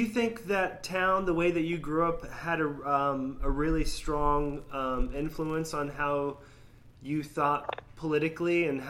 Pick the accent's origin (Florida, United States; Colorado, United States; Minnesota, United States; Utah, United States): Florida, United States; Sarasota; also born or lived in New Hampshire; I'm originally was born in New Hampshire, but I, from the age of four on, I was raised in Sarasota, Florida. So very, very southern town.